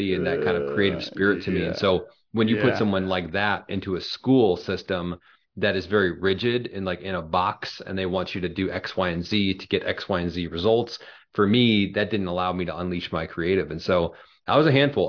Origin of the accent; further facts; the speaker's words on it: Springfield, Illinois, United States; also born or lived in Joliet, Illinois; now in Chicago suburbs, United States; I was born in Joliet, which is a southern suburb of Chicago. My dad was in the state police his whole career. So around 4 or 5, we moved down to Springfield, which is the capital of Illinois. Most people think it's Chicago, but it's not. Yeah. And I really grew up down in Springfield.